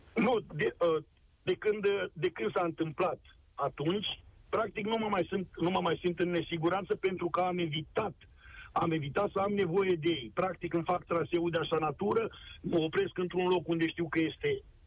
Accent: Romania; now in France

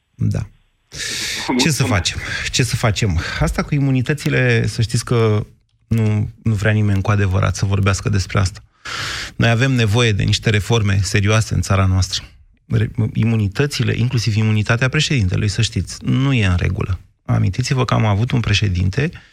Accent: Romania

